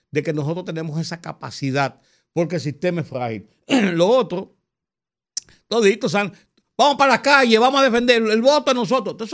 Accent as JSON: {"language": "Spanish", "country": "Dominican Republic", "said": "Como dominicano, yo."}